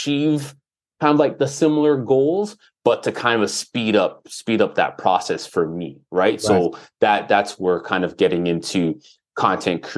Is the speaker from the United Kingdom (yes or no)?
no; Toronto, Ontario, Canada; growing up in Jane and Finch, especially during that time, it was one of the quote unquote problem areas